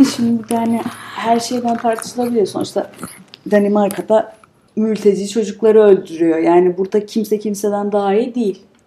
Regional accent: Turkey

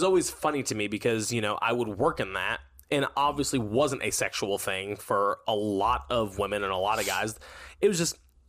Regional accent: North Carolina, United States; moved away; I'm originally from North Carolina, super close to Myrtle Beach, and so close to the beach, 10, 15 minutes away.

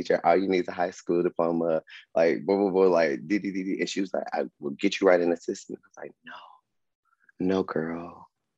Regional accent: Atlanta, Georgia, United States; I was from Atlanta

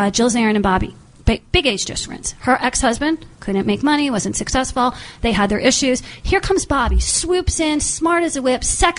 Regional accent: East Coast, United States; moved away; I come from the East Coast.

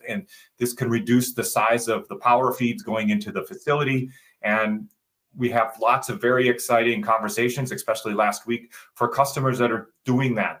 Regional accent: Southeast Michigan, United States; also born or lived in Dearborn, Michigan; I grew up in Southeast Michigan

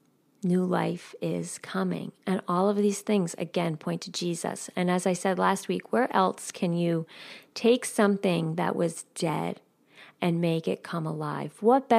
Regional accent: New York, United States; I grew up 9 miles out of New York City. I don't know if many of you know that, but I grew up right outside of New York City.

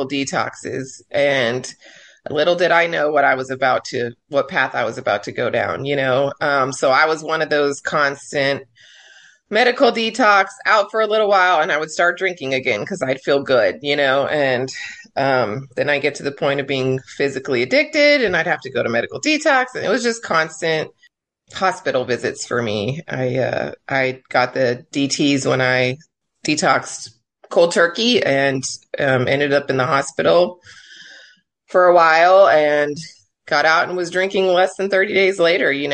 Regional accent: El Paso, Texas, United States; now in Corpus Christi, United States; in high school, I grew up in El Paso

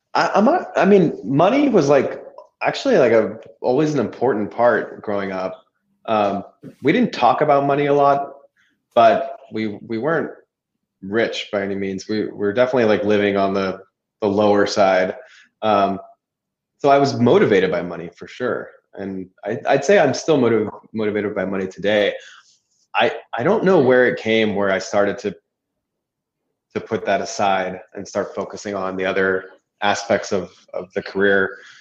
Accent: California, United States; moved away; also born or lived in Orange County; I was from California

